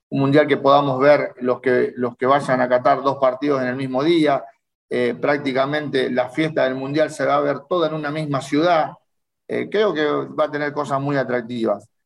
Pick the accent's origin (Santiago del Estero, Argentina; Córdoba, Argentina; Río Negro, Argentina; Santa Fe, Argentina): Santa Fe, Argentina; Rosario; yo soy de Rosario, de Rosario, criado en Rosario, nacido en el barrio de Arroyito.